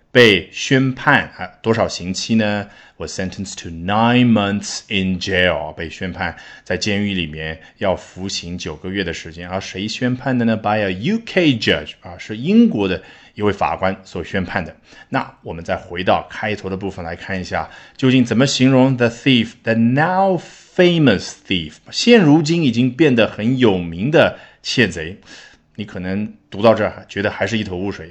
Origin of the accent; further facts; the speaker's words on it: China; 我们中国人